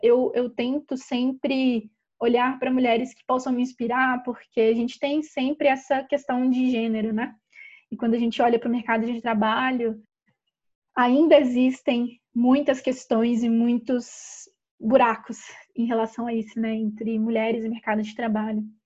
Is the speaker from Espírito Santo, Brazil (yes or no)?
no; Ouro Branco, Minas Gerais, Brazil; a gente é do interior de Minas Gerais, uma cidadezinha chamada Ouro Branco